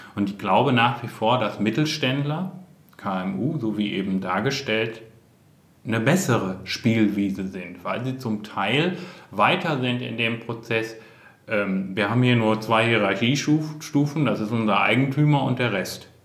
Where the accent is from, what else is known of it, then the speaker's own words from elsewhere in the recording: North Rhine-Westphalia, Germany; bin auch aus Westfalen